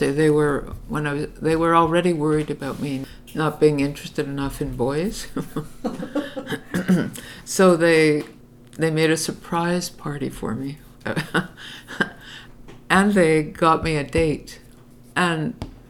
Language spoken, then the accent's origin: English; Montreal, Quebec, Canada; I grew up in Outremont, which was then like a Jewish enclave